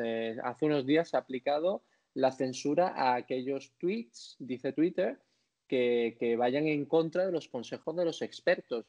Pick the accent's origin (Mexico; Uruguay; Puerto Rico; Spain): Spain; como español